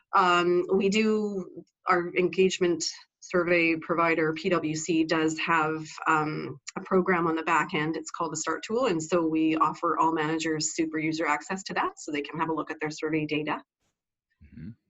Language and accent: English; Canada; also born or lived in Vancouver, Canada; I was educated at our Canadian equivalent of West Point or Annapolis.